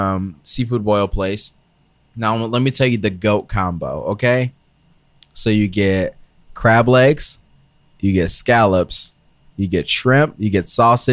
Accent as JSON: {"language": "English", "region": "Georgia", "country": "United States", "moved": "yes", "said": "I'm from Georgia."}